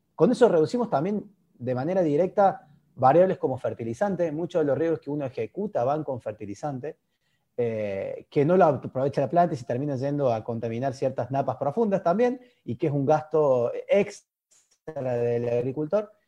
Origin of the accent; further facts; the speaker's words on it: Argentina; accent: Argentine; como se habrán dado cuenta por mi tonado, por mi dialecto, soy argentino.